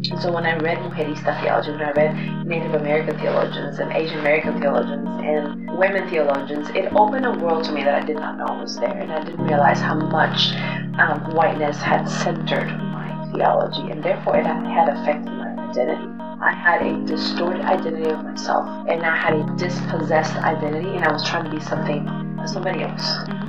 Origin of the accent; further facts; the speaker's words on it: Spain; born there; Sometimes I felt ashamed to say I was born in Spain. I would hide that from people.